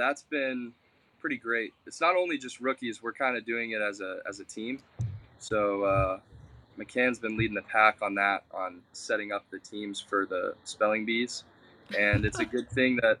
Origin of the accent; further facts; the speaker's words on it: De Leon Springs, Florida, United States; also born or lived in Port Orange, Florida / DeLand, Florida; I grew up in DeLeon Springs